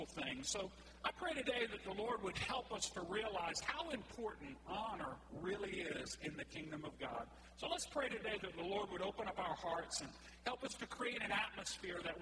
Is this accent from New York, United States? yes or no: no; Cajun, Louisiana, United States; I'm Cajun like you are